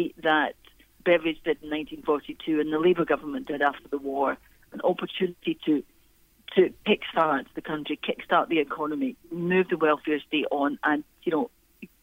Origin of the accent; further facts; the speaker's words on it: Clydeside, Scotland, United Kingdom; I was brought up in Clydeside